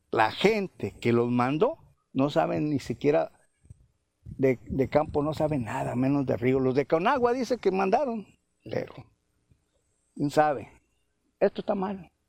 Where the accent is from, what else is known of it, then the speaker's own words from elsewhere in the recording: Colima, Mexico; born there; moved away; Yo tengo 50, 60 años aquí. Nací en Colima y me trajeron a tirar acá.